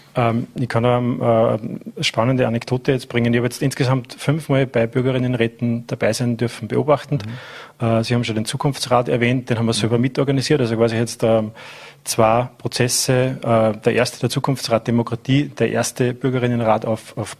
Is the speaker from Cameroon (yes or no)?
no; Mühlviertel, Upper Austria, Austria; moved away as an adult; now in Vorarlberg, Austria; Ich bin in einem Gasthaus aufgewachsen äh, und damit auch am Stammtisch, äh, in dem Fall im Mühviertel